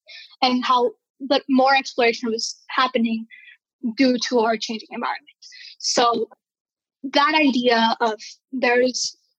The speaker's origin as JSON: {"language": "English", "country": "Bolivia", "tie": "born or raised there", "also_born_or_lived": "Venezuela / Peru", "said": "So I grew up in Bolivia and Venezuela, mostly. And then shortly after, I moved back to Peru, Lima, Peru."}